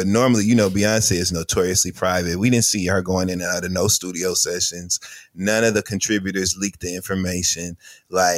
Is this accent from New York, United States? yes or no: no; Flint, Michigan, United States; I'm from Flint, Michigan